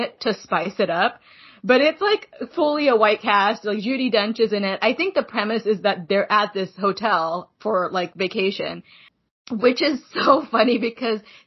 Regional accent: Pakistan; moved away; I'm from Pakistan.

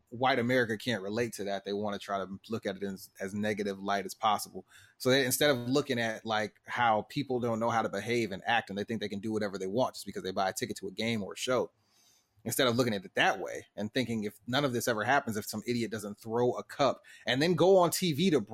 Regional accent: Tampa, Florida, United States; Because I paid for this ticket and I'm from Tampa.

